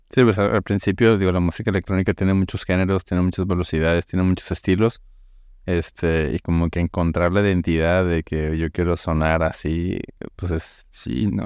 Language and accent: Spanish; Mexico; yo soy mexicano